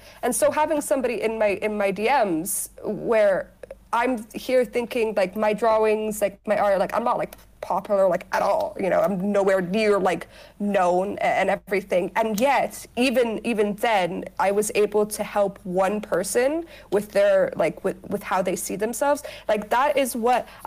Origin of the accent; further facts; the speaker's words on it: Dubai, United Arab Emirates; also born or lived in United States; I was born in America, but I mainly grew up in Dubai